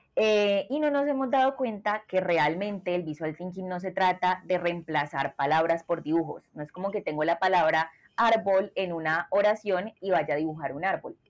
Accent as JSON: {"language": "Spanish", "country": "Colombia", "said": "soy de Colombia"}